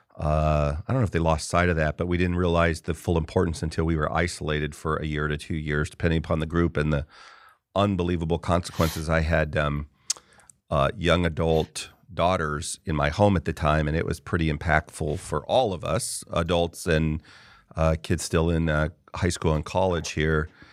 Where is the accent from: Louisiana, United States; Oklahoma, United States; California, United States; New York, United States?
California, United States; I grew up in California primarily